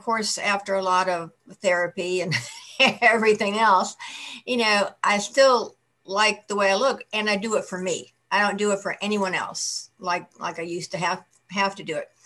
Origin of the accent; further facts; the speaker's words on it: Buffalo, New York, United States; I was born in outside Buffalo, New York